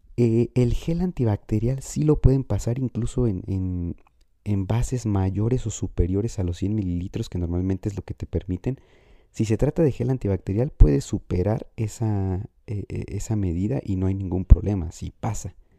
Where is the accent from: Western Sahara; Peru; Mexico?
Mexico; Morelia, Michoacán; mi ciudad natal, que es la ciudad de Morelia